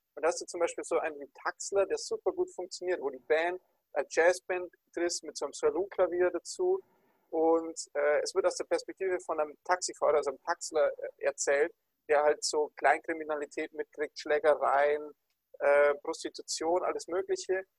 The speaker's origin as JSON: {"language": "German", "region": "Bavaria", "country": "Germany"}